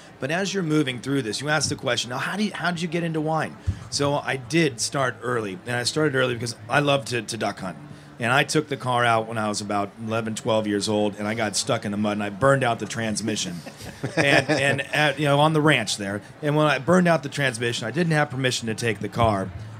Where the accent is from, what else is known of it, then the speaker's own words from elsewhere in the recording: Napa Valley, California, United States; it was amazing growing up in Napa Valley